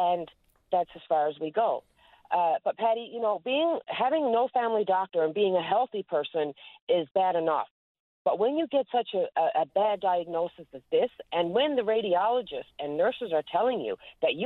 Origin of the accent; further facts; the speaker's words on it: West Coast, Newfoundland and Labrador, Canada; I'm from the West Coast